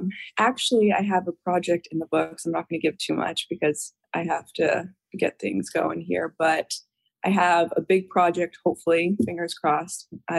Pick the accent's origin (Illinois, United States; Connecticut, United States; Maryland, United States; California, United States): Illinois, United States; Chicago; I'm from Chicago originally